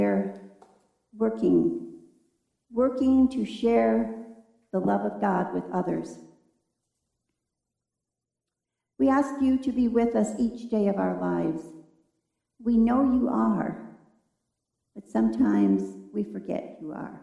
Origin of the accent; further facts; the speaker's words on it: Michigan, United States; moved away; that's a pretty good state because that's my home state